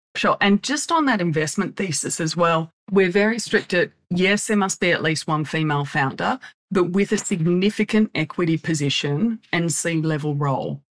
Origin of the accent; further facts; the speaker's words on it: Australia; moved away as an adult; also born or lived in United States; now in Laguna Beach, United States; I'm Australian by background. Well, actually an American Australian